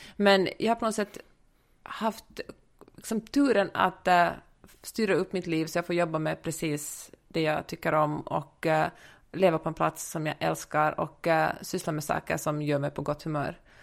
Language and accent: Swedish; Helsinki, Uusimaa, Finland; moved away as an adult; now in Los Angeles, United States; jag är född och uppvuxen i Helsingfors. Bor i äh, Los Angeles sedan nästan tio år tillbaka